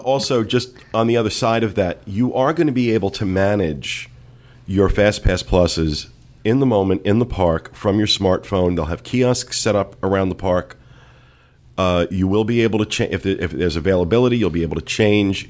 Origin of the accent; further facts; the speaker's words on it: New Jersey, United States; I'm from New Jersey